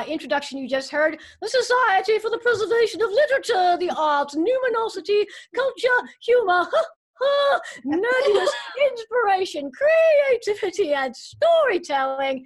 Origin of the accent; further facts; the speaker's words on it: United States; I grew up here in America